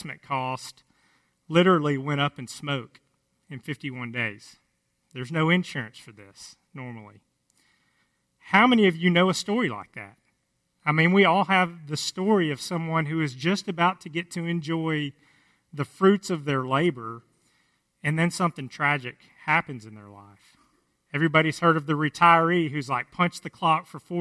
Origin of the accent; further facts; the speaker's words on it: Cass County, just south of the Sulphur River, Texas, United States; where I grew up in Cass County, just south of the Sulphur River, where we still live now